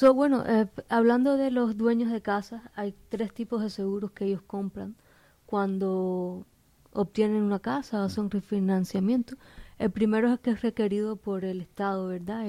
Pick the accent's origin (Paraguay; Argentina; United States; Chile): United States; Miami, Florida; soy de aquí, de, Miami, localmente, nací aquí